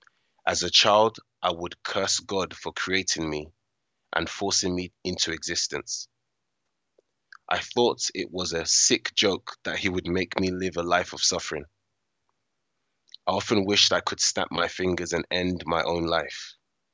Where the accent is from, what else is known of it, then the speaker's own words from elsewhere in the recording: United Kingdom; born there; I'm a British-born West African male in my early 30s.